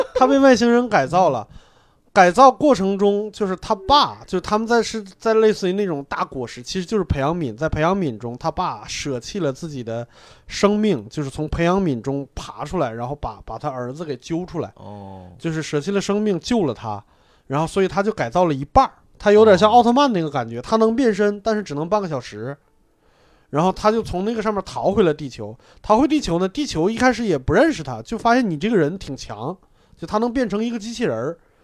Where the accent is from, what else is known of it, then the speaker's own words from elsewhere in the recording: Hebei, China; 我河北人